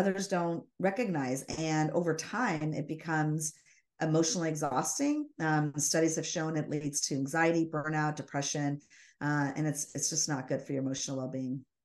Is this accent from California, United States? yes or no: yes; Los Angeles, California, United States; I was born down in Los Angeles.